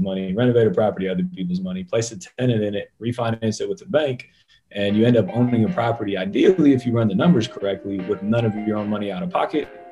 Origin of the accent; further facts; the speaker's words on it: Columbus, Ohio, United States; born and raised in Columbus, Ohio